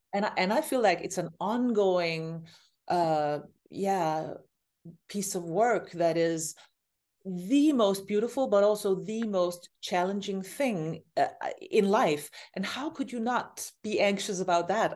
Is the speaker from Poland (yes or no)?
no; Copenhagen, Capital Region of Denmark, Denmark; my hometown, Copenhagen, where I am right now.